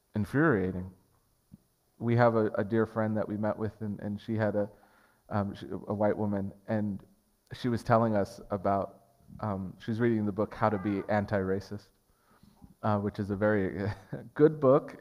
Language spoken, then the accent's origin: English; Portland, Oregon, United States; I grew up in North Portland. I was raised in North Portland